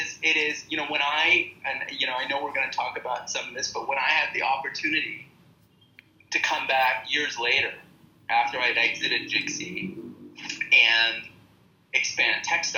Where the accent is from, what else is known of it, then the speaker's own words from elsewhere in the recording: Canada; moved away as an adult; also born or lived in India; I'm born and raised in Canada, and I have my family, my parents here